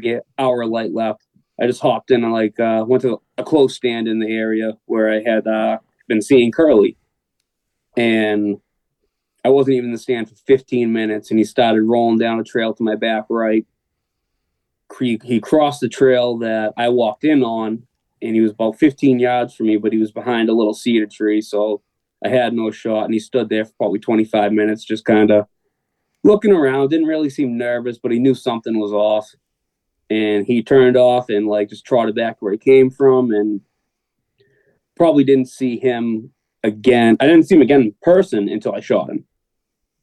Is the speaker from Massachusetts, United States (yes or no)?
yes; South Shore, Massachusetts, United States; So I grew up on the South Shore in Massachusetts. I still live down here. I live in Rockland.